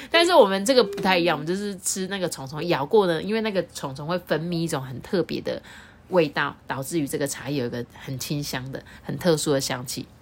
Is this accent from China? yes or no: no; Taiwan; 我们台湾人